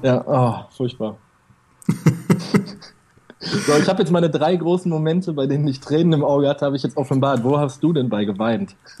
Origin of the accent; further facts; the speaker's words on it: Ruhr area, North Rhine-Westphalia, Germany; Ich komme aus dem Ruhrgebiet